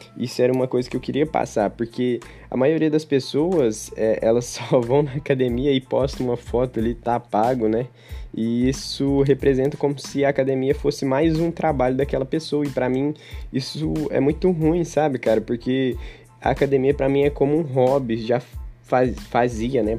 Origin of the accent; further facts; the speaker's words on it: Uberaba, Minas Gerais, Brazil; eu sou daqui de Uberaba mesmo